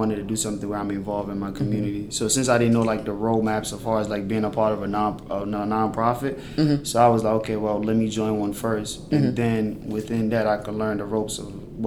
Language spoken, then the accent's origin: English; PG, DC area, Maryland, United States; born or raised there; also born or lived in Sierra Leone